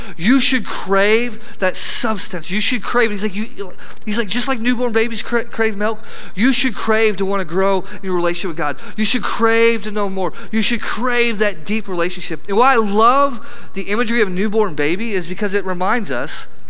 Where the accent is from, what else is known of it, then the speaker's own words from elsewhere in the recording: flat Illinois, United States; I come from Flat, Illinois